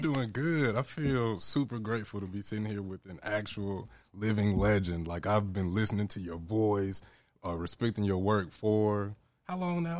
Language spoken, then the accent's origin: English; Memphis, Tennessee, United States; growing up in Memphis